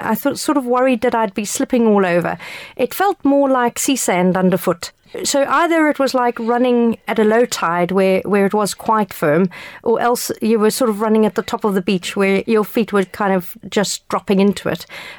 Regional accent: South Africa; moved away; I immigrated here from South Africa many years ago

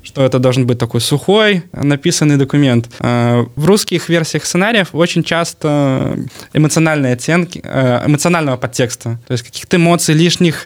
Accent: Belarus; я вот с Беларуси, у меня там продакшн

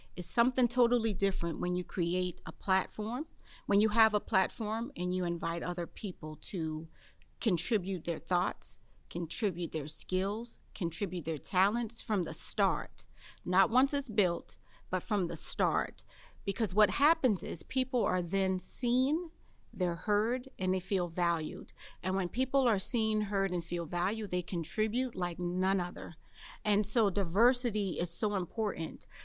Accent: Charleston, South Carolina, United States; also born or lived in Southern Maryland; now in St. Mary's County, Maryland, United States; Charleston is my hometown

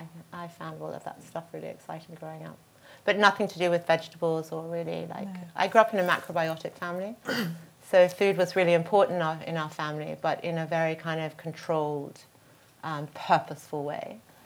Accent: Australia; I grew up in Australia.

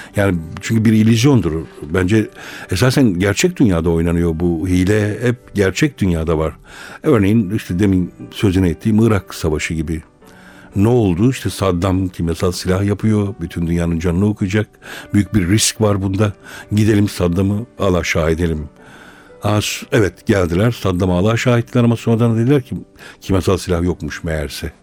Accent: Malatya, Turkey; ben doğuluyum, Malatyalıyım.

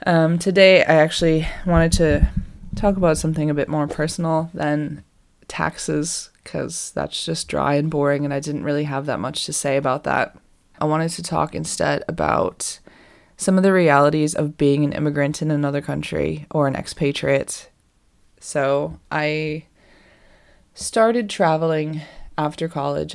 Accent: Boston, Massachusetts, United States; moved away as an adult; also born or lived in California; now in England; I'm from Boston

